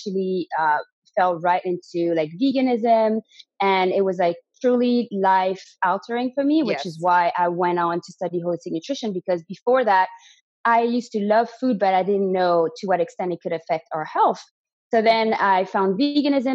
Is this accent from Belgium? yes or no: yes; Belgium; first language French; English is a second language; moved away as an adult; also born or lived in Canada; now in Spain; If you can hear an accent, it's because originally I'm from Belgium. So my first language is actually French, but I moved to Canada when I was 18